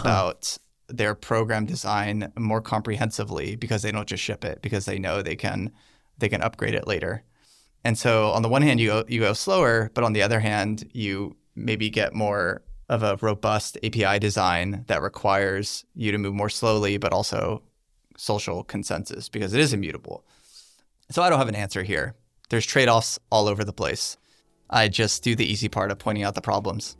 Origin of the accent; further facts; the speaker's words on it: United States; I'm an American